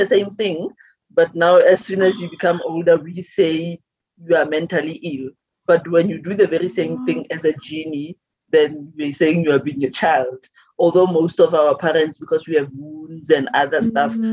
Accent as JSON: {"language": "English", "area": "Maretsane", "region": "North West", "country": "South Africa", "also_born_or_lived": "Mahikeng", "said": "I'm from Maretsane. It's a village in the Northwest."}